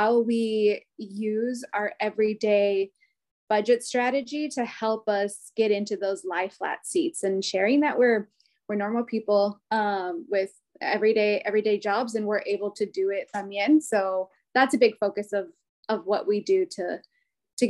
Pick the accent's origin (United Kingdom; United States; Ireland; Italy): United States; Pacific Northwest; now in Washington, D.C., United States; Growing up in the Pacific Northwest